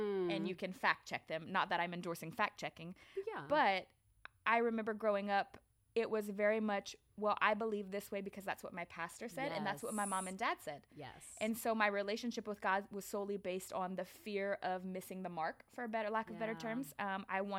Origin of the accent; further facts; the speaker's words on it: Louisiana, United States; I'm from Louisiana